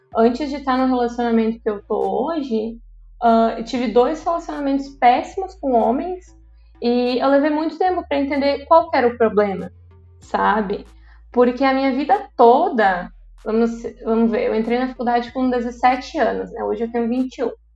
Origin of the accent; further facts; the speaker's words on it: Quilombo, Santa Catarina, Brazil; eu nasci em Quilombo, é uma cidade daqui da região